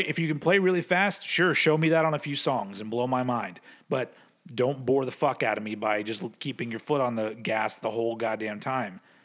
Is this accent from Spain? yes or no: no; United States; I'm, I'm an American